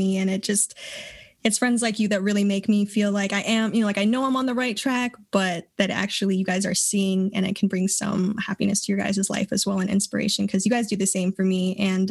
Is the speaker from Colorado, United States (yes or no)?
yes; Colorado, United States; also born or lived in Oakland, California / San Francisco Bay Area; I'm from Colorado.